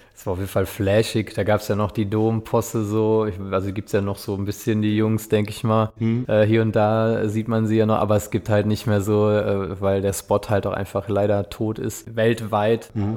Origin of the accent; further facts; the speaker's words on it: Westerwald, near Altenkirchen, Rhineland-Palatinate, Germany; Ich bin aufgewachsen im Westerwald, also bei Altenkirchen, da unten die Kante. Das ist so nördlichster Zipfel rein, in Rheinland-Pfalz.